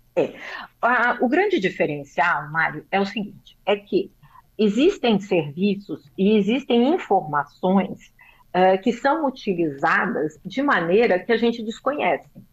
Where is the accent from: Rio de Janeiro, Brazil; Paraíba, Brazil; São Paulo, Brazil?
São Paulo, Brazil; Eu sou paulista